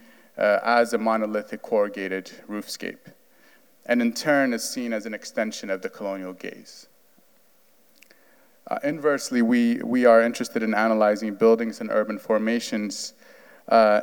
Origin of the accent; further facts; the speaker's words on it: Addis Ababa, Ethiopia; also born or lived in New York City; now in Providence, United States; I am from Addis Ababa, Ethiopia.